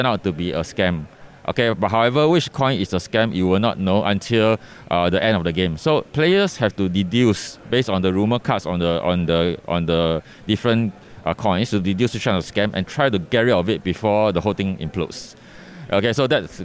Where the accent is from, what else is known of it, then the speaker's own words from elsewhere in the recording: Singapore; I am from Singapore, so my company is Capital Games Studio